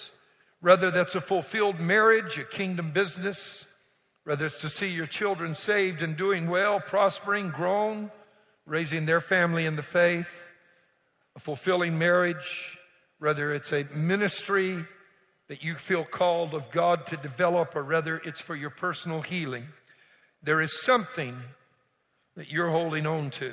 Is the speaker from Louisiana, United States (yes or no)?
yes; Louisiana, United States; now in Houston, United States; I was born, raised in Louisiana, marsh mud between my toes